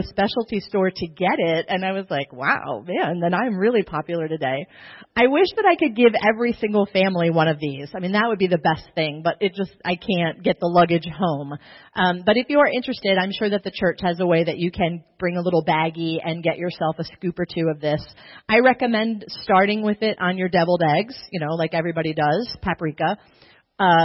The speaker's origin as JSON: {"language": "English", "town": "Baltimore", "region": "Maryland", "country": "United States", "moved": "as an adult", "lives_now": "Spain", "said": "I'm from Baltimore"}